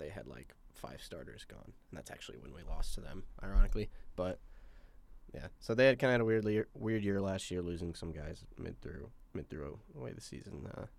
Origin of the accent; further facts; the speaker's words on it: Peoria, Illinois, United States; Peoria loves him. My hometown team.